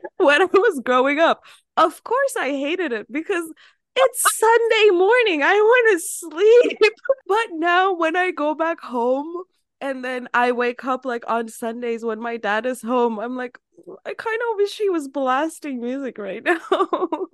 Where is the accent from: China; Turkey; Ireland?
Turkey; moved away; my home city that I'm from, it's not even, like, I'm not from Istanbul. It's not that big of a city